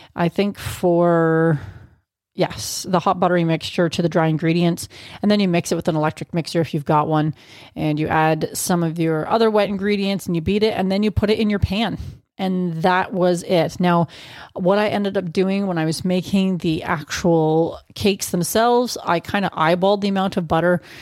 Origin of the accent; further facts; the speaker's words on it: Canada; as a Canadian